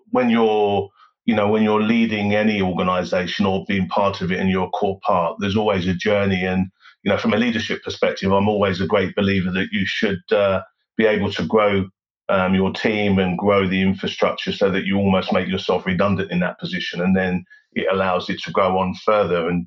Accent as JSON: {"language": "English", "region": "London", "country": "United Kingdom", "tie": "born there", "said": "I was born in London. Um, I was born in West London, actually, at uh, St Mary's Hospital in Paddington, which is a, a fairly well known uh, hospital."}